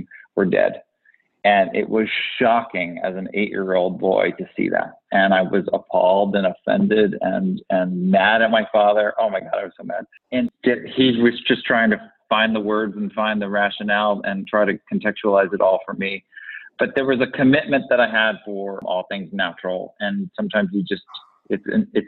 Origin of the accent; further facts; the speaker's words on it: Connecticut, United States; also born or lived in New York; I grew up in the East Coast, New York and Connecticut. And in this little woodland area on the shoreline of Connecticut, we had this stream